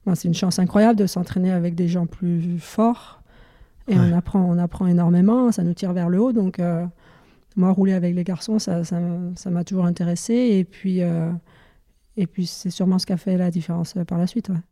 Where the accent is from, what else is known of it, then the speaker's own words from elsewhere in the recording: near Dijon, Burgundy, Bourgogne-Franche-Comté, France; je suis originaire de Dijon, dans un petit village malin à côté de Dijon en Bourgogne.